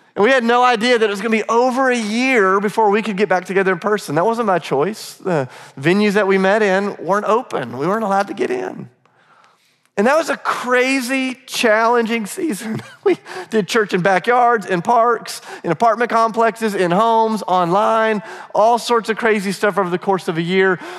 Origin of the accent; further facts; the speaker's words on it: Charleston, South Carolina, United States; moved away as an adult; now in Nashville, United States; I'm from Charleston